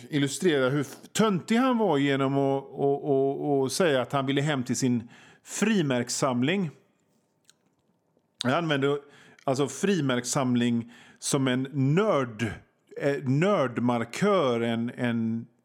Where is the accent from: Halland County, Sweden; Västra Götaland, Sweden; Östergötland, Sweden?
Västra Götaland, Sweden; Gothenburg; Alltså, jag är från Göteborg och vi göteborgare säger ….